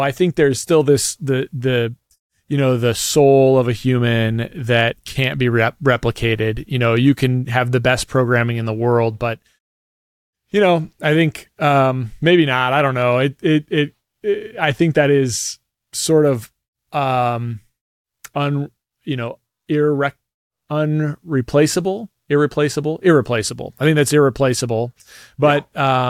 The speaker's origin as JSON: {"language": "English", "country": "United States", "said": "being an American"}